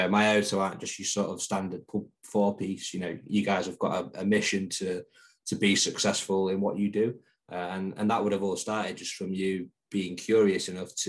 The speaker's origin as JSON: {"language": "English", "town": "Grimsby", "region": "Yorkshire and the Humber", "country": "United Kingdom", "tie": "born or raised there", "said": "growing up in my hometown of Grimsby"}